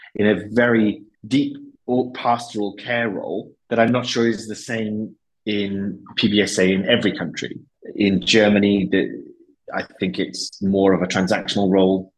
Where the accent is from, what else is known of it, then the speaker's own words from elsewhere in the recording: Wales, United Kingdom; moved away as an adult; also born or lived in Madrid, Spain; they used to call me El Inglés because they couldn't figure out where Wales was